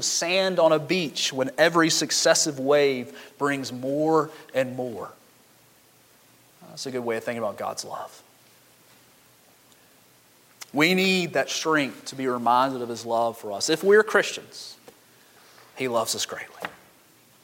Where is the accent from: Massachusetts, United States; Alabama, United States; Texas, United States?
Alabama, United States; Montgomery; I grew up in Montgomery where everybody's foundation is cracked